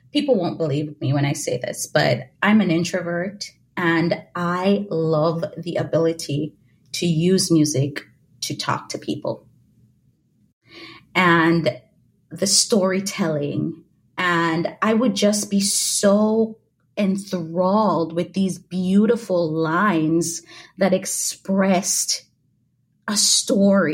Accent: Jamaica; moved away; also born or lived in Louisiana; I grew up in Jamaica.

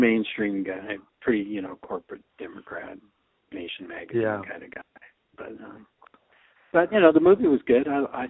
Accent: Michigan, United States; Michigan guy. Being it's my home state

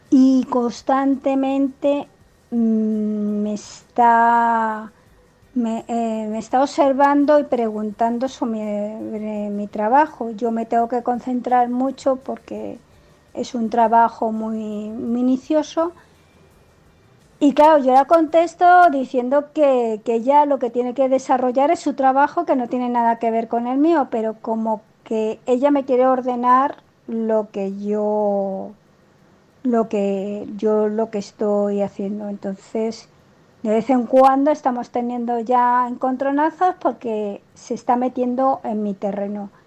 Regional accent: Spain; aunque soy española y vivo en España

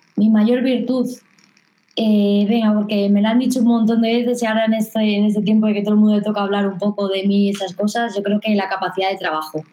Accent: Madrid, Community of Madrid, Spain; yo soy de Madrid, pero compito por Castilla-La Mancha

